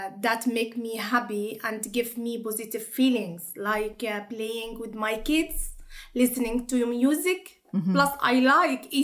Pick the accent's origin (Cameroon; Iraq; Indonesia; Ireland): Iraq; English is a second language; moved away as an adult; now in Newcastle, United Kingdom; I'm from Iraq